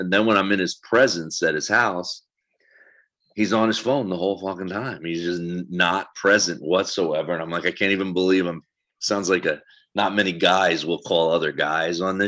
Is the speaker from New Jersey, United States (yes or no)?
yes; New Jersey, United States; moved away as an adult; also born or lived in New York; I'm from South Jersey